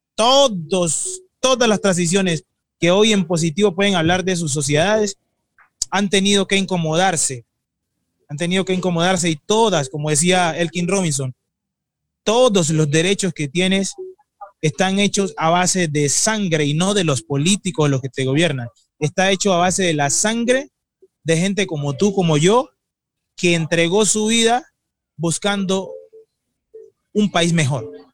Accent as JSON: {"language": "Spanish", "country": "Colombia", "said": "yo soy colombiano"}